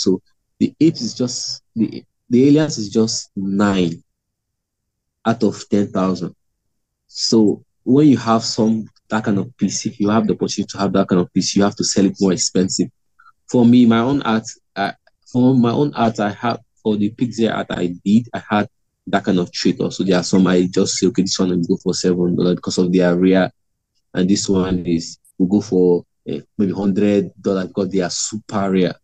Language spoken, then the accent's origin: English; Imo, Nigeria; i'm from uh imo state nigeria